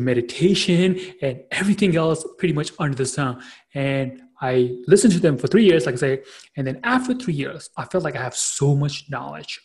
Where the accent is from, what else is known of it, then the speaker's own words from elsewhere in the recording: New York City, New York, United States; I am from Queens, New York, based out of a you know wonderful city called the New York City